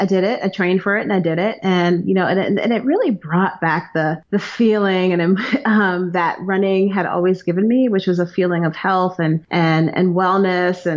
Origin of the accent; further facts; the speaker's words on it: New York City, New York, United States; moved away as an adult; also born or lived in Maryland / New Jersey; now in Raven Gap, United States; I'm originally from New York, from Brooklyn, New York